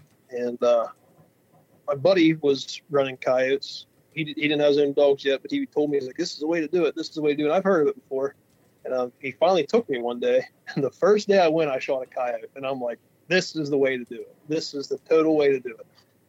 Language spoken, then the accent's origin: English; Pennsylvania, United States; We're from Western Pennsylvania, and we haul logs for a living. That's a pretty booming business in this part of Western Pennsylvania.